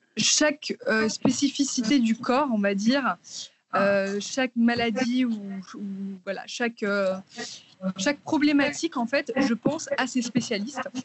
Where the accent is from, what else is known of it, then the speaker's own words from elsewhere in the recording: Martinique; moved away as an adult; now in Paris, France; j'habite à Paris depuis à peu près 7 ans. Euh, avant ça, j'ai grandi dans les Antilles, en Martinique